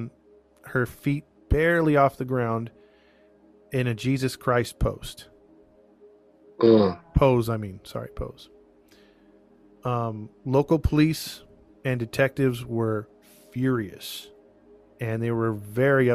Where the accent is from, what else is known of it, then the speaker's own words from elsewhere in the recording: Southern California, United States; my hometown where I'm at currently